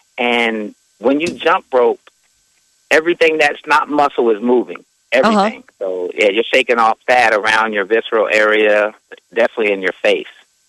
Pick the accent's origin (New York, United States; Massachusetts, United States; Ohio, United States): New York, United States; New York City; moved away as an adult; also born or lived in Lincoln, Nebraska; now in Omaha, United States; I'm from Staten Island originally.